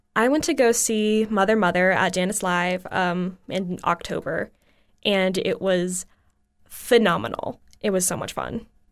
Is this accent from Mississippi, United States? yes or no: no; Bradenton, Florida, United States; a dance studio in my hometown, which is Bradenton, Florida